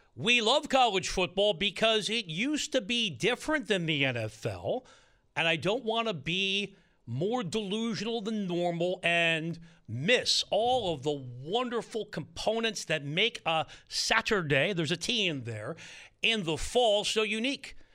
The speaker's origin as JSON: {"language": "English", "region": "East Coast", "country": "United States", "tie": "born or raised there", "moved": "yes", "lives_now": "Southern California, United States", "said": "I grew up on the East Coast by over-enunciating, and hitting all my Ts. I grew up in a area that got hit hard by hurricanes as a kid"}